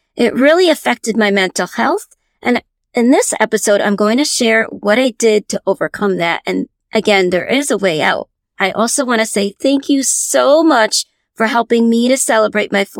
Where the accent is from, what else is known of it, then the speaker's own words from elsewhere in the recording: Connecticut, United States; I was born here in Connecticut, and so I've lived all my life in Connecticut